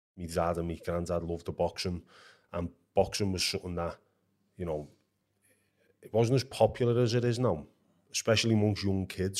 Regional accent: Liverpool, North West England, United Kingdom; where I lived as a kid was like a stone's throw away from Anfield, Liverpool's football ground.

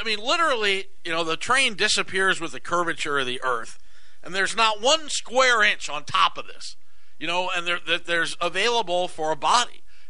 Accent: Arizona, United States; growing up in Arizona

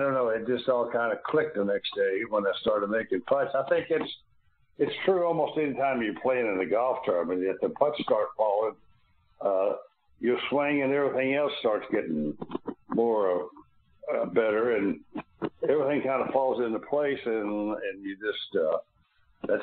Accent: Louisville, Kentucky, United States; being born and raised in Louisville

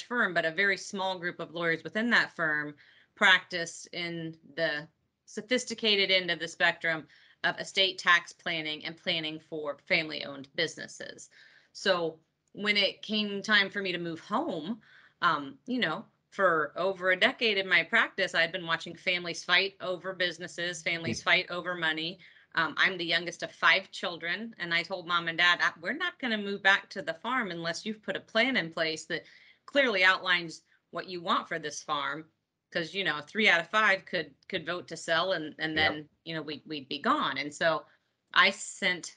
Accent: Peru, Indiana, United States; I am in Peru, Indiana this morning speaking to you, which is my hometown and where my family farm is

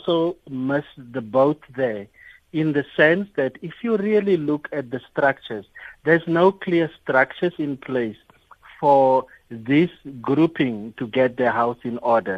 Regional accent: Northern Cape, South Africa; I'm from the Northern Cape

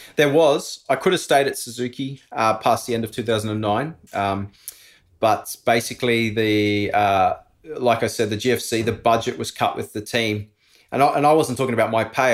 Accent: Australia; moved away as an adult; also born or lived in Andorra; Being an Aussie living overseas

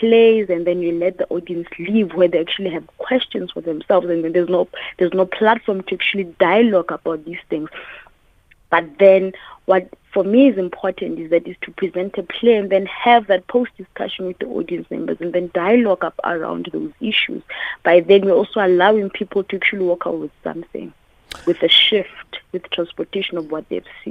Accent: Daveyton, Gauteng, South Africa; I am a Mosotho girl, born and raised in Daveyton

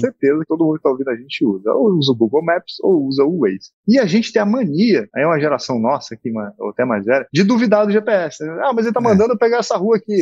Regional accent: Manaus, Amazonas, Brazil; moved away; also born or lived in Santa Catarina; eu sou natural de Manaus, Amazonas

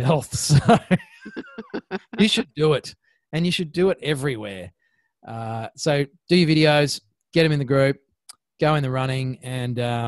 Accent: Australia; accent: Ocker; my Ocker accent

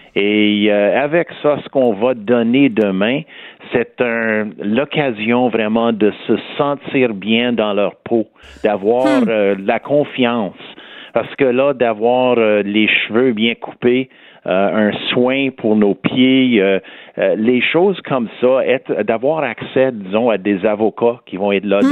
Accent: Montreal, Quebec, Canada; accent: West Island; j'ai toujours mon accent du West Island.

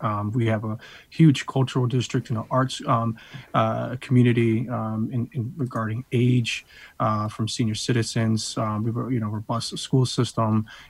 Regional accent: New London, Connecticut, United States; I'm a New London product, by the way, so born and raised in New London.

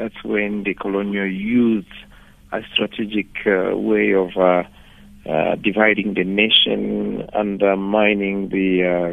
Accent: Rwanda; now in South Africa

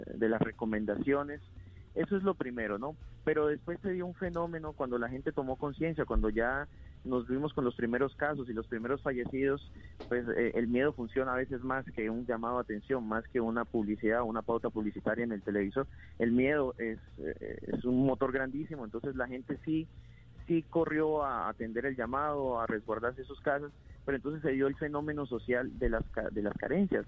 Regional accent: Leticia, Amazonas, Colombia; yo soy leticiano, o sea, yo, yo vivo acá porque soy de acá. Eh, solamente salí de Leticia para, formarme como médico, pero regresé.

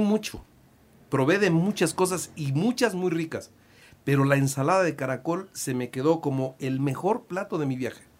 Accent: Puebla, Mexico; yo soy de Puebla

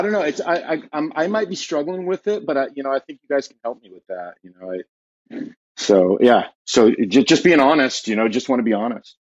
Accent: Southern California, United States; born or raised there; moved away as an adult; now in Ashland, United States

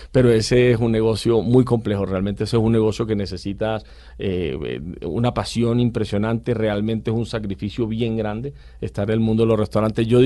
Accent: Caribbean Region, Colombia; el que más me gusta es el pastel costeño el de nosotros, el de mi tierra, que es con arroz

